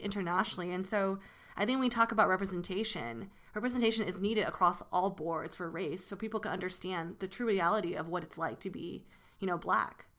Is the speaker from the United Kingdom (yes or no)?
no; Taiwan; now in United States; growing up in Taiwan